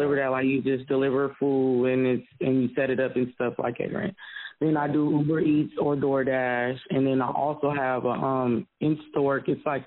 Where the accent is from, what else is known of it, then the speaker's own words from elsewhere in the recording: Seattle, Washington, United States; moved away as an adult; now in Florida, United States; I'm from Seattle, so I'm used to the diversity